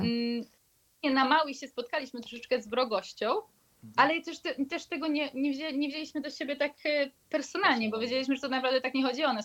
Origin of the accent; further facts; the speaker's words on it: Poland; skąd jesteśmy, mówiliśmy, że z Polski